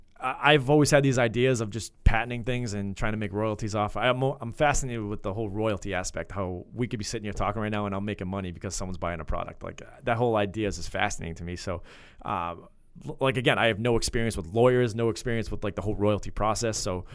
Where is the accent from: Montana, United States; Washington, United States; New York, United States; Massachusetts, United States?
Washington, United States; Bellingham; So we're both from Bellingham. So we Bellingham Blackhawks.